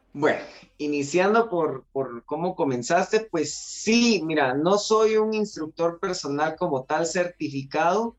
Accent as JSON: {"language": "Spanish", "country": "Guatemala", "said": "somos guatemaltecos de una región central"}